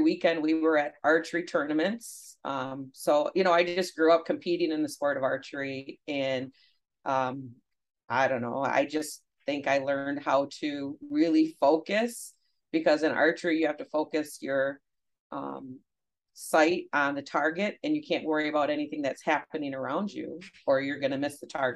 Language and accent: English; Grayling, Michigan, United States; also born or lived in Midland, Michigan; I grew up in Grayling, Michigan